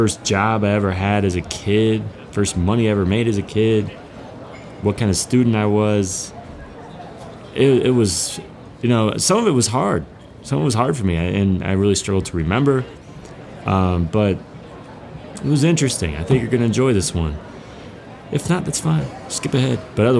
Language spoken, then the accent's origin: English; Ripon, Wisconsin, United States; born there; I was born in Ripon, Wisconsin. Small town, 7,000 people in Wisconsin.